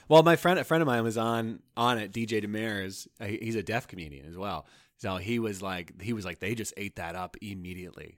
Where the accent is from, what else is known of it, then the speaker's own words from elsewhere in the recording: Toronto, Ontario, Canada; moved away; I'm from Toronto